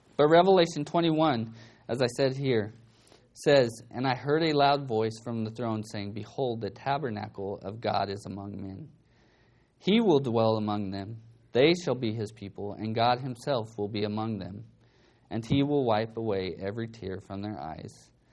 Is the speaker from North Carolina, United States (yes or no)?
no; Bakersfield, California, United States; I grew up in Bakersfield